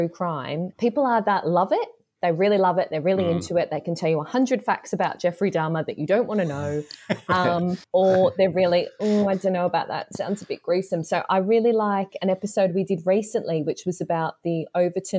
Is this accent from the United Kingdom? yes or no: no; Australia; accent: Australian; from my accent, I'm the Australian half.